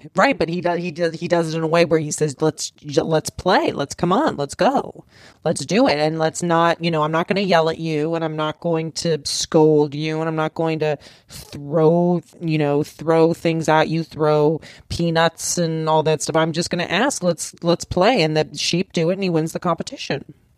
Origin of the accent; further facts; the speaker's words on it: Los Angeles, California, United States; I'm from Rancho out here in, in Los Angeles